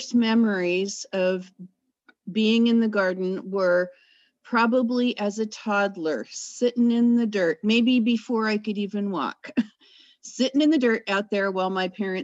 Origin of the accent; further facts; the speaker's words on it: California, United States; moved away as an adult; now in Yaak, Montana, United States; I come from California, but I've been in the upper northwest part of Montana for almost 15 years